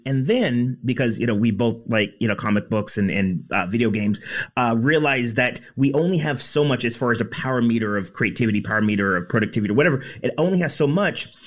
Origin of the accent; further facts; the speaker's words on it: United States; I grew up in the States